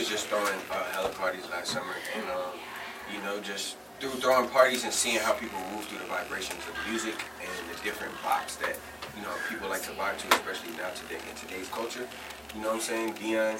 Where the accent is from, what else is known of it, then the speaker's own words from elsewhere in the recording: Miami, Florida, United States; now in Los Angeles, United States; I grew up in Miami with the Caribbean, you know what I'm saying? Both my parents are Jamaican.